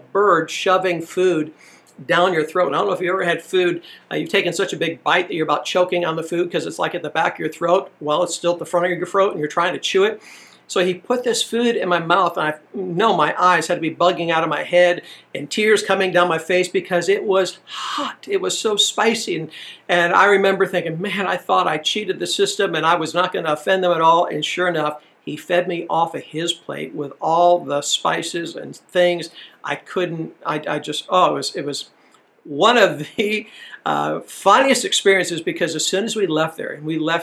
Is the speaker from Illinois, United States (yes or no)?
yes; Illinois, United States; moved away as an adult; also born or lived in Decatur, Georgia; Jenny and I, we grew up in Illinois, pretty white place